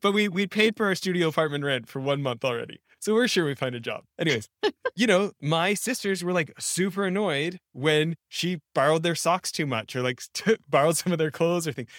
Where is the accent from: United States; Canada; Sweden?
Canada; I grew up in Canada